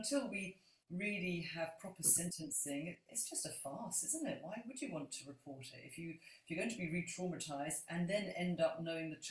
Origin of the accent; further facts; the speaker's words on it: London, United Kingdom; now in Scotland, United Kingdom; I'm a Londoner, even though I live in Scotland